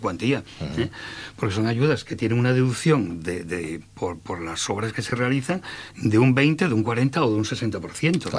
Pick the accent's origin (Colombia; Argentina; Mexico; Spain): Spain; Salas, Asturias; yo soy de Salas y llevo trabajando en Salas 38 años